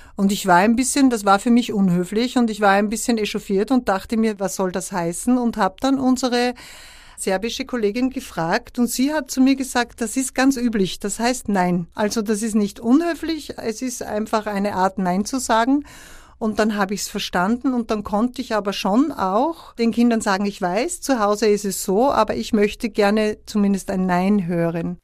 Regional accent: Upper Austria, Austria; auch auf Oberösterreichisch, wo ich herkomme

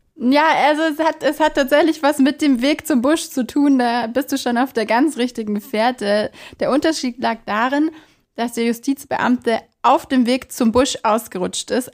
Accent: Bavaria, Germany; bei uns in Bayern

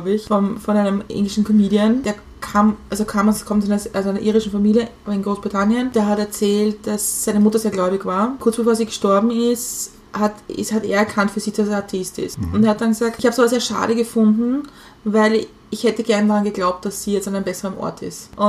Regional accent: Lower Austria, Austria; ich bin in Niederösterreich aufgewachsen

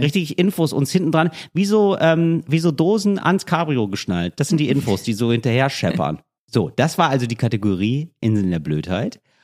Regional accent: Berlin, Germany; als Berliner

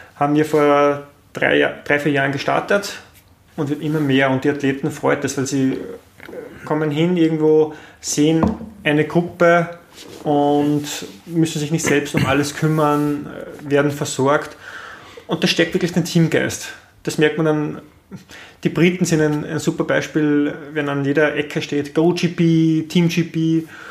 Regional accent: Linz, Upper Austria, Austria; wir haben in Österreich

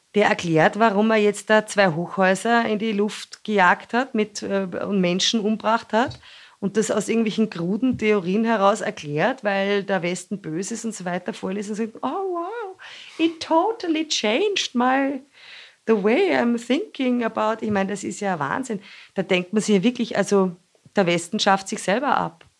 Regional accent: Austria; bei uns in Österreich

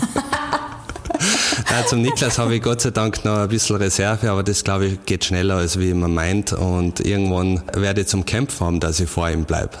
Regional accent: Radstadt, Salzburg, Austria; now in Innsbruck, Austria; in meine Heimat nach Radstadt

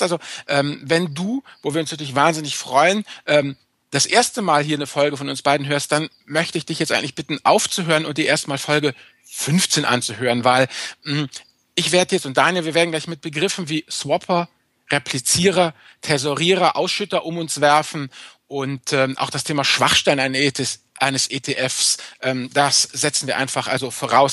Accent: Rhineland, Germany; Ich bin Rheinländer, nicht nordisch.

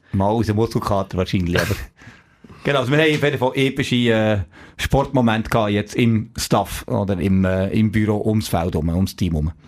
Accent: Neuchâtel, Switzerland; Ich komme aus, also aus Neuenburg, aus Sambles, so ein kleines Dorf neben Neuenburg.

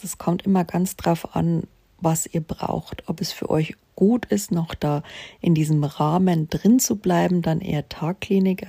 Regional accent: Bavaria, Germany; also born or lived in Munich; bei uns in Bayern am Chiemsee

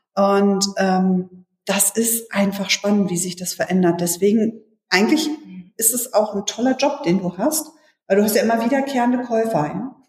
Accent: Hannover, Lower Saxony, Germany; in Hannover kennen wir keine vierspurigen Straßen in der Stadt

